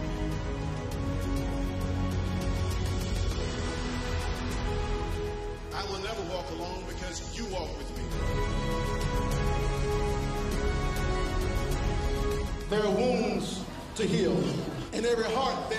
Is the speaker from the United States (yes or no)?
yes; Norfolk, Virginia, United States; As a boy growing up in Berkeley, I could see the city of Norfolk